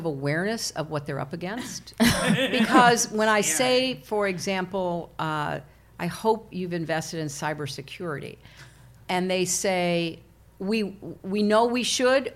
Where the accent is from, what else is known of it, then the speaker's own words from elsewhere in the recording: Illinois, United States; moved away as an adult; where I grew up in Illinois